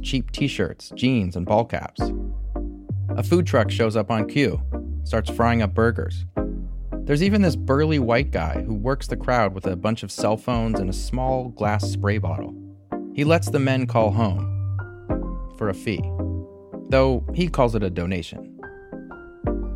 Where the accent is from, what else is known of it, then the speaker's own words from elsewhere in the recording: Oregon, United States; from Oregon, like me